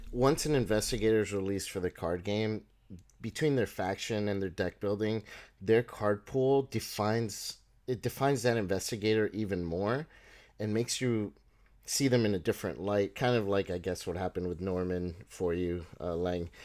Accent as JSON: {"language": "English", "country": "Panama", "tie": "born or raised there", "moved": "yes", "said": "I grew up in, I, I was born in Panama"}